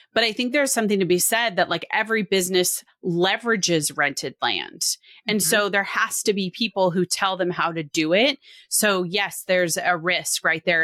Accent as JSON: {"language": "English", "region": "Washington", "country": "United States", "tie": "born or raised there", "moved": "yes", "lives_now": "Oregon, United States", "said": "I grew up in Washington. I now mm. live in Oregon."}